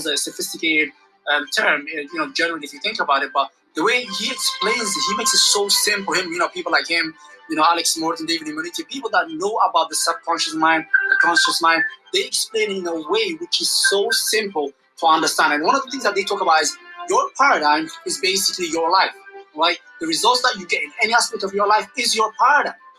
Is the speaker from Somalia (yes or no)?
yes; Somalia; I'm from Somalia.